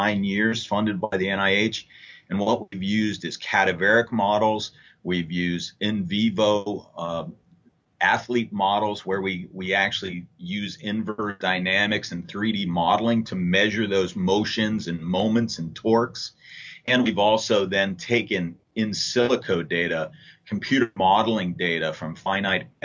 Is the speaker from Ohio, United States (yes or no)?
yes; Cincinnati, Ohio, United States; I'm from Cincinnati